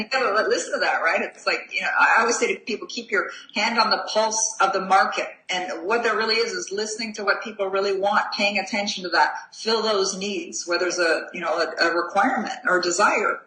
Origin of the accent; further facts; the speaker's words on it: Canada; I'm a Canadian, you know, living in a small town in, in Canada.